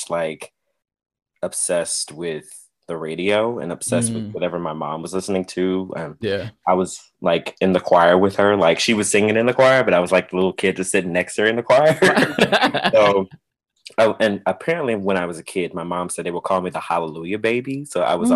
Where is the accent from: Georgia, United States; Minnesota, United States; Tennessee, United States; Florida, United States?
Georgia, United States; Atlanta; now in New York, United States; I'm from Atlanta